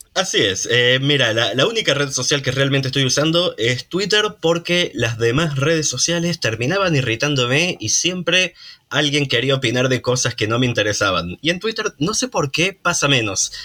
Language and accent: Spanish; Córdoba, Argentina; accent: cordobés; acá vengo yo con mi acento cordobés